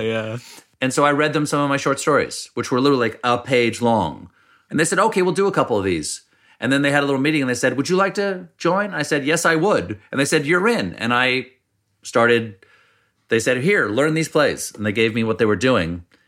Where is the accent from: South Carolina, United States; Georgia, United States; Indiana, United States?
South Carolina, United States; Charleston; moved away; also born or lived in Washington D.C.; I was born in Washington D.C., but I really only remember South Carolina because I moved there when I was four.